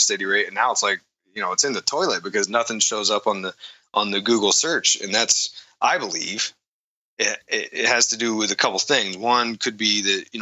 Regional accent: East Coast, United States; moved away; I grew up on the East Coast there

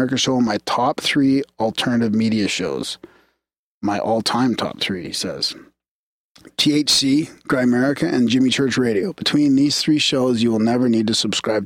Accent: Canada; we're Canadian

